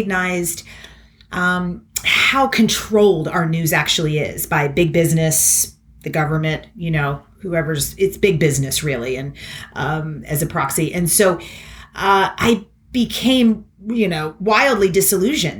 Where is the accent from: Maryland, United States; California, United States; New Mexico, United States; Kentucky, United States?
Kentucky, United States; moved away as an adult; also born or lived in Philadelphia / New York City; a really well-rounded and loving childhood growing up in Kentucky